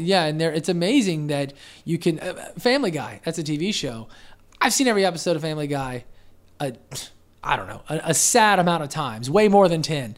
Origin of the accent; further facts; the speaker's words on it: Pensacola, Florida, United States; also born or lived in Denver, Colorado / Westminster, Colorado; I was four, and I've been here ever since. So, no, I wasn't born here, but, you know, I went to preschool, elementary, middle, high, college from U W F, uh, and, and P S E, as a matter of fact. So, yeah, I'm, I'm essentially from here